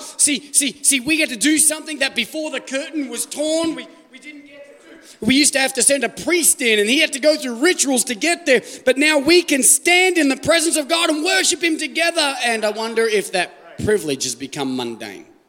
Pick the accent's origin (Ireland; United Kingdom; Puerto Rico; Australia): Australia; moved away as an adult; now in United States; I'm Australian